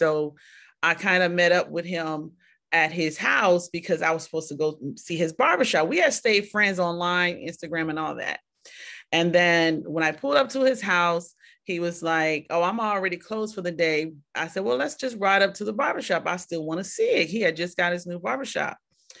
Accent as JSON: {"language": "English", "region": "Ohio", "country": "United States", "also_born_or_lived": "Atlanta", "said": "You know, he's from Miami. I'm from Ohio, Atlanta."}